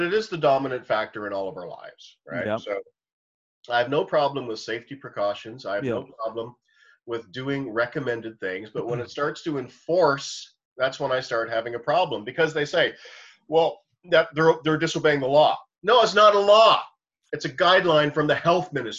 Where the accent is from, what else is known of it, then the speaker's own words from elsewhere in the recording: Canada; me as a Canadian